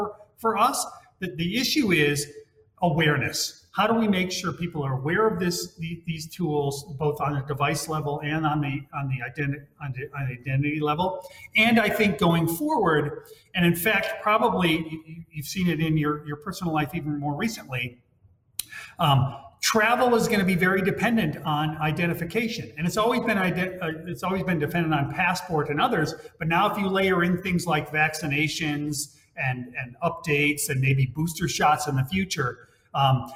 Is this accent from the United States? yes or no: yes; Hawaii, United States; moved away; my home state behind me is Hawaii